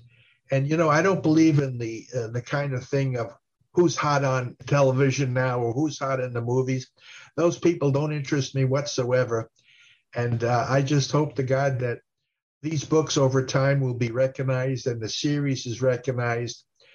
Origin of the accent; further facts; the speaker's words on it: Italy; And I'm saying, I'm from Italy. Where the heck? Why don't they talk about Italy?